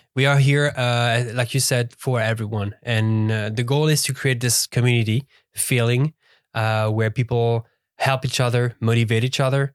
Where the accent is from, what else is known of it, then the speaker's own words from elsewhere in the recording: Lausanne, Vaud, Switzerland; English is a second language; moved away as an adult; born and raised in Lausanne, uh, basically lived my whole life over there